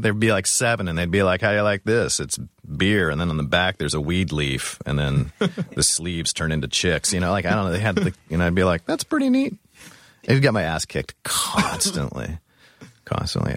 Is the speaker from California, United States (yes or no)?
yes; Orange County, California, United States; moved away; Orange County